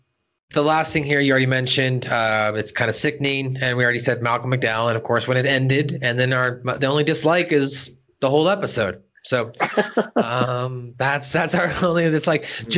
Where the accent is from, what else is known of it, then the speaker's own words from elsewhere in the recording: United Kingdom; Of course, I liked, I'm a British person.